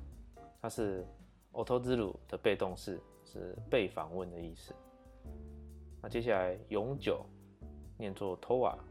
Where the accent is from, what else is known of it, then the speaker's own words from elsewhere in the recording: Taiwan; 我能够用坚定的态度对孩子们说：，啊，我们是台湾人，台湾是一个海洋国家。